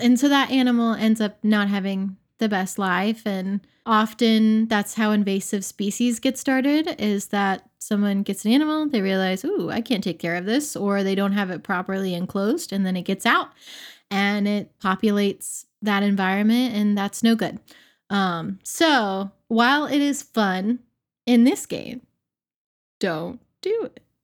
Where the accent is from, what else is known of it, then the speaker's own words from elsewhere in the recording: Pensacola, Florida, United States; in my hometown, in Hannah's hometown of Pensacola, we have crews here